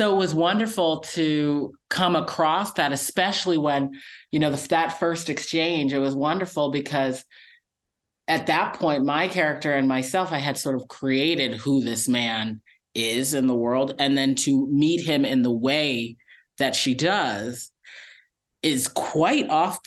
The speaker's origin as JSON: {"language": "English", "region": "Massachusetts", "country": "United States", "tie": "born or raised there", "moved": "yes", "said": "I'm back in my home state of Massachusetts"}